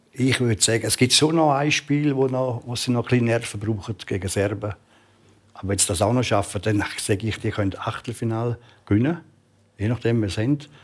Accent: Switzerland; ich bin Schweizer

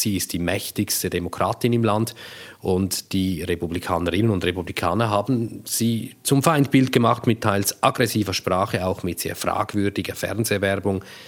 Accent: Switzerland; now in United States; als Schweizerinnen und Schweizer

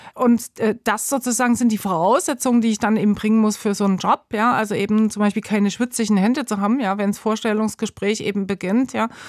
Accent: Gera, Thuringia, Germany; moved away as an adult; also born or lived in Leipzig / East Berlin / Munich / Bern; now in Switzerland; in Gera, also wo ich aufgewachsen bin

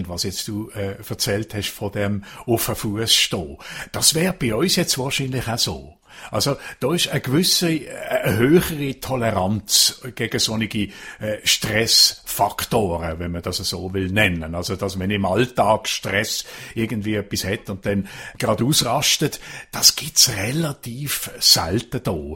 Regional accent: Basel-Landschaft, Switzerland; now in United Kingdom; Und wir nennen die in, in Baselbiet, wo ich herkomme, ein äh, äh, Schlumbi oder ein Schlumbergerli.

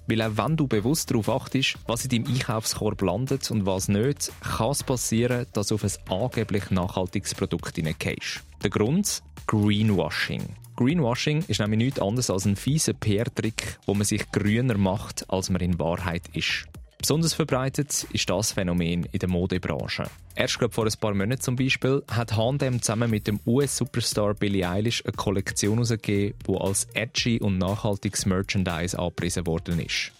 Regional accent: Switzerland; bei uns in der Schweiz

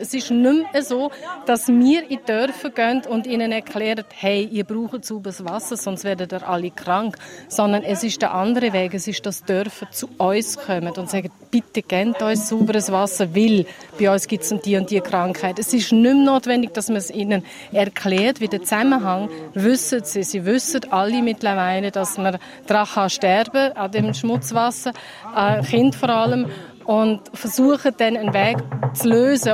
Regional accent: Austria; also born or lived in St. Gallen, Switzerland; now in Switzerland; in der Schweiz geboren und in Österreich aufgewachsen

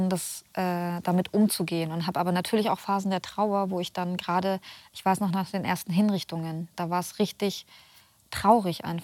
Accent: Germany; Ich war 14 Jahre alt. Ich bin in Deutschland aufgewachsen.

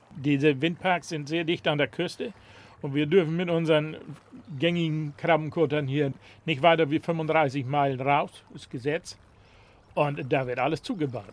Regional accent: Neßmersiel, Lower Saxony, Germany; Wir sind ja in der Natur groß geworden. Also als Kind sind wir hier überall rumgelaufen

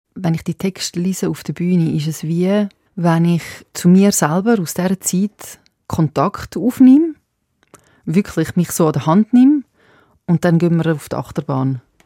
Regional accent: Zurich, Switzerland; accent: Winterthur Zurich German; first language Serbo-Croatian; German is a second language; ich bin ja zweite Generation da in der Schweiz aufgewachsen und wir haben äh, Serbokratisch geredet die Das ist eigentlich meine erste Sprache

